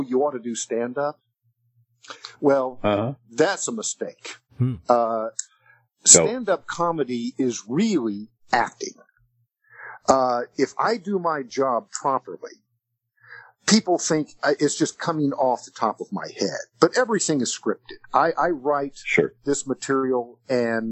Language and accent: English; Texas, United States; I'm a 64-year-old liberal atheist born and raised in Texas